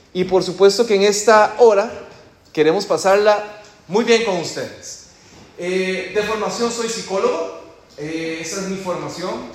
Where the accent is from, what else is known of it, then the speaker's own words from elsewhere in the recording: Costa Rica; moved away; Como ustedes ya posiblemente ya lo identificaron con mi acento, yo soy de Costa Rica